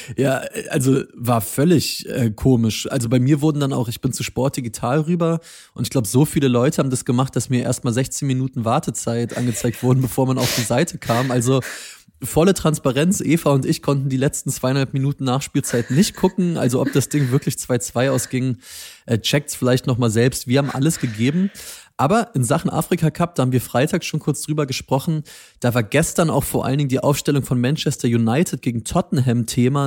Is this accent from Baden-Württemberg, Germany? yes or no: yes; Stuttgart, Baden-Württemberg, Germany; Ich als Stuttgarter